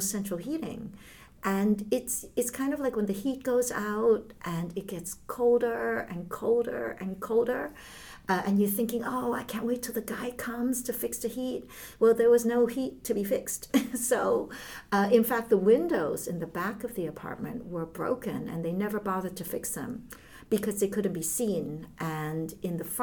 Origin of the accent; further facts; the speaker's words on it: New York City, New York, United States; first language Chinese; English is a second language; moved away as an adult; also born or lived in Hong Kong; now in Netherlands; We moved from Hong Kong to Brooklyn, New York when I was 5 years old. And when I first came here, I did not speak a word of English